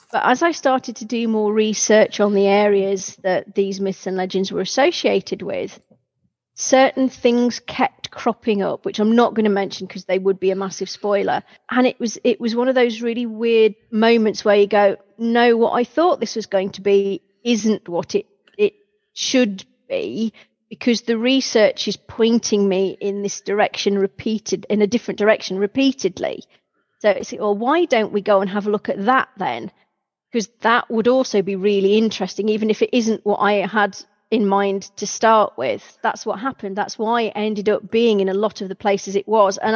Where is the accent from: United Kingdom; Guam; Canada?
United Kingdom; being terribly British about it